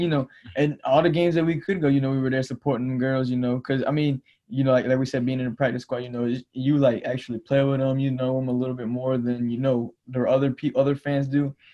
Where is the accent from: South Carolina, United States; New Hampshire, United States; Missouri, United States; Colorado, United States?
South Carolina, United States; Orangeburg; my hometown Orangeburg